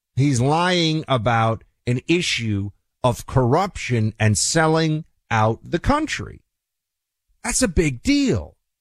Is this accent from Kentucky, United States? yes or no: no; New York City, New York, United States; now in Florida, United States; my hometown, New York City